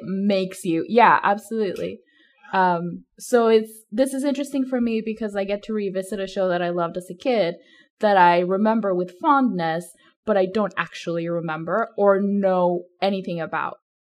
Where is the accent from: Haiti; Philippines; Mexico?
Mexico; moved away; I grew up in Mexico